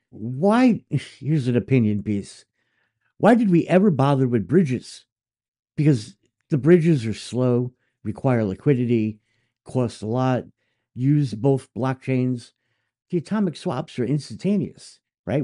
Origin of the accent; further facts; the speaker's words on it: United States; as an American